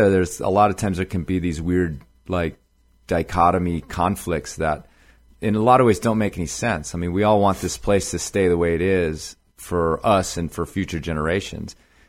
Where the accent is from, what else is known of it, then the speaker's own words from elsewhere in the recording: Chicago, Illinois, United States; a lot of my family, I grew up in Chicago, but actually a lot of my family's in northern Wisconsin